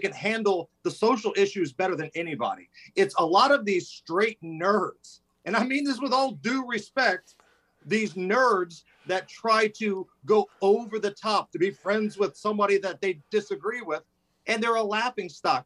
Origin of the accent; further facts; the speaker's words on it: Indianapolis, Indiana, United States; I grew up playing basketball on the South Side, right? Indianapolis at the Beach Grove area